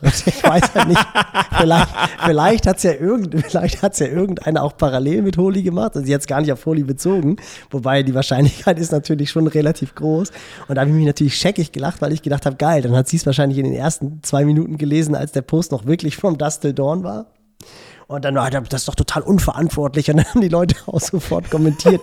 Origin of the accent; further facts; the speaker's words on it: Elmshorn, Schleswig-Holstein, Germany; Bei uns in Emshorn